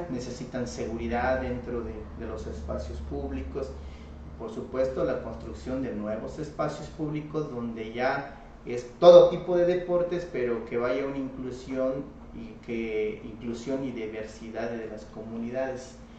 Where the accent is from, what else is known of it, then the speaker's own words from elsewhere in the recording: Comitán, Chiapas, Mexico; Yo me crecí en Comitán y llegaba a Sucoltenango de niño caminando a través de de las montañas